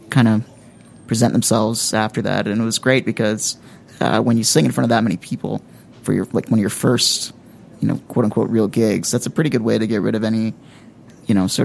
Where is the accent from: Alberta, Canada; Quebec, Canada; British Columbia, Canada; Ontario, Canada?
Ontario, Canada; just north of Toronto; moved away as an adult; now in Grand Forks, Canada; I was born and raised just north of Toronto